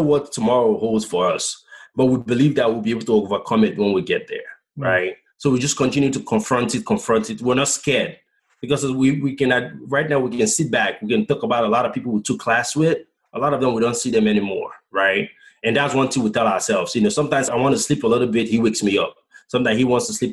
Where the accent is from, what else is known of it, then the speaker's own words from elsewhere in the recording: Bonny, Rivers State, Nigeria; now in United States; my hometown, in Bonny Island